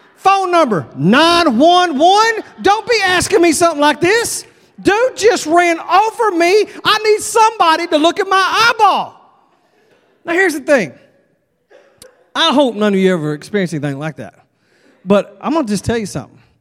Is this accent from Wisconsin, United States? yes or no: no; Texas, United States; I'm from Texas